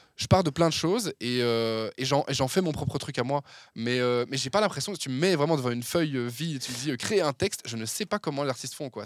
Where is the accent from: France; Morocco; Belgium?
Belgium; Verviers, Wallonia; moved away as an adult; now in Brussels, Belgium; Je suis originaire de la région de Verviers de base. Euh, mais je suis installé à Bruxelles depuis une dizaine d'années